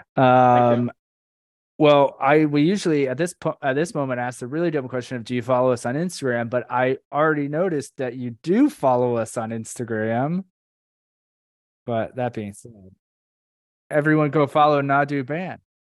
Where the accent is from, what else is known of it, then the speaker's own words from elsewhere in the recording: Orlando, Florida, United States; now in South Florida, United States; we grew up in Orlando, but I'm in South Florida now